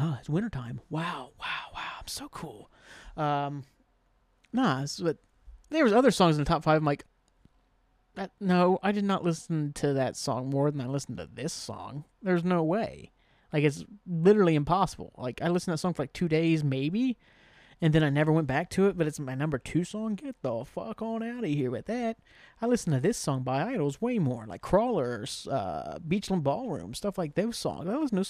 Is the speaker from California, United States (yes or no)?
no; New Boston, Ohio, United States; I'm from New Boston, man. Scioto-Dale represent, you know, those Scioto-Dale kids, man. Tough guys. That's what they all are. Grew up fighting on the streets of Scioto-Dale.